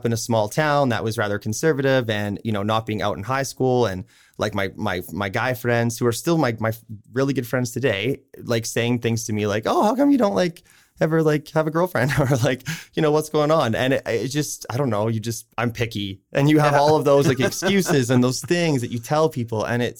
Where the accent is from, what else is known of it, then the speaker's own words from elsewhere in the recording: Saskatchewan, Canada; now in Okotoks, Canada; so I grew up in Southern Saskatchewan in a super small town.